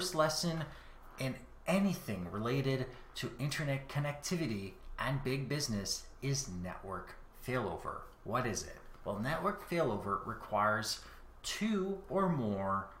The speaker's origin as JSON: {"language": "English", "country": "Canada", "said": "I am Canadian"}